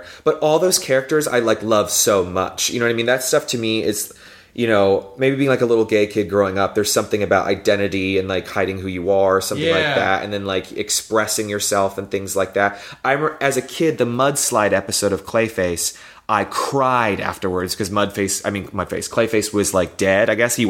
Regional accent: the South, United States; I grew up in the South, and, you know, part of our culture there is to just shove everything down and not talk about things and pretend everything's okay.

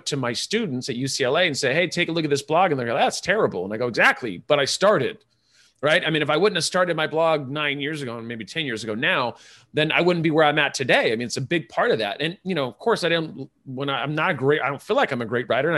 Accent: Ireland; I'm Irish

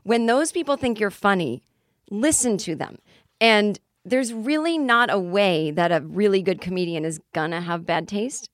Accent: Boston, Massachusetts, United States; I am in my hometown

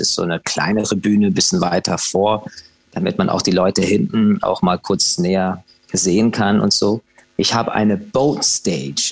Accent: Dublin, Leinster, Ireland; ich bin ja in Irland, in Dublin geboren

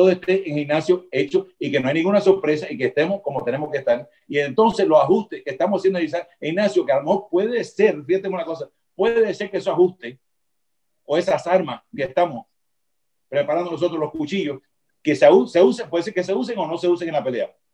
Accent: Cuba; now in Miami, United States; Pero tengo que volver a Miami porque soy latino, soy cubano.

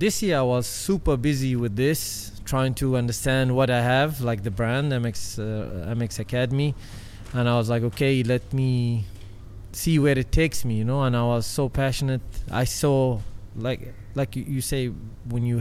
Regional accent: United Arab Emirates; in my home country, in the dunes

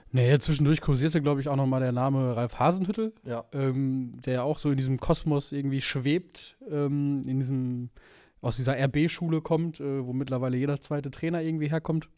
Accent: Bochum, North Rhine-Westphalia, Germany; born or raised there

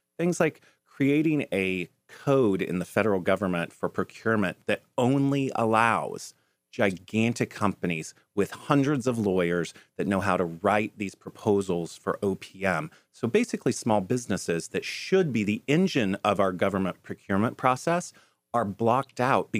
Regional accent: Wichita, Kansas, United States; I'm from Kansas.

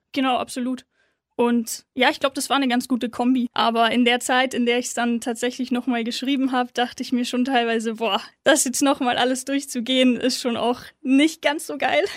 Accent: Munich, Bavaria, Germany; ist meine Heimatstadt, bin dort aufgewachsen

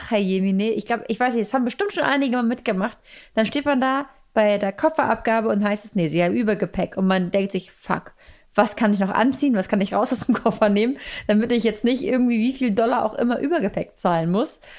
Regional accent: Germany; Und dann sagt man auch, ja, ich war, wir kommen aus Deutschland, oh, Germany.

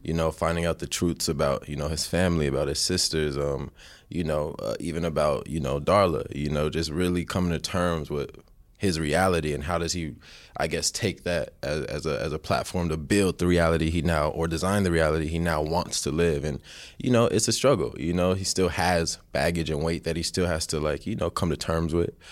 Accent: United States; I was born here, so I'm still from America

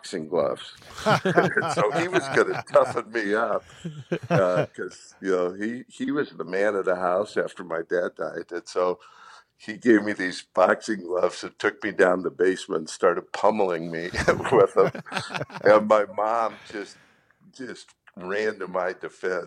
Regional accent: South Bend, Indiana, United States; growing up in South Bend

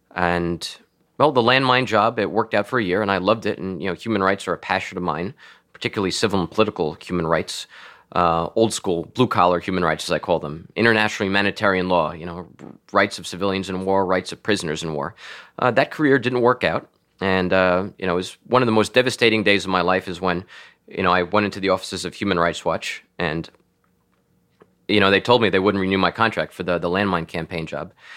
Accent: Floral Park, New York, United States; also born or lived in Washington, D.C. / Manhattan / Long Beach; Floral Park, where I grew up, is a, you know, Roman Catholic stronghold

